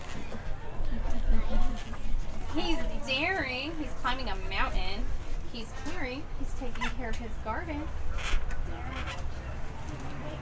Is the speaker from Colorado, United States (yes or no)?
yes; Colorado, United States; I was born in Colorado and I grew up on a farm